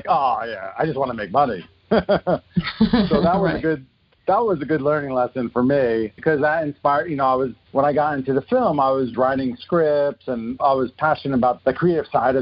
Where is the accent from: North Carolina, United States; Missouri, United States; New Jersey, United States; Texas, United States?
New Jersey, United States; moved away as an adult; also born or lived in Queens, New York / Boston; now in Los Angeles, United States; I grew up in New Jersey, born in Queens